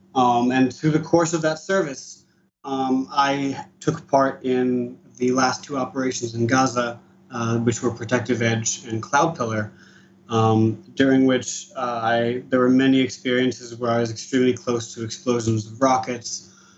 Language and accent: English; East Coast of the US, United States; now in Israel; I was born and raised in the East Coast of the US.